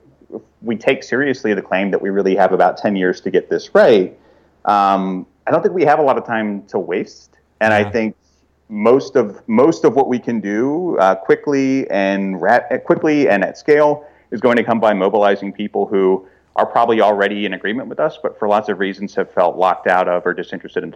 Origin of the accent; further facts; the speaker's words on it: Fort Smith, Arkansas, United States; moved away; my hometown of Fort Smith